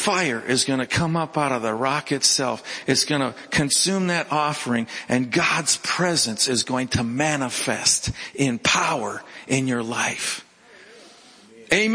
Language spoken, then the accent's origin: English; Minnesota, United States; I was from Minnesota.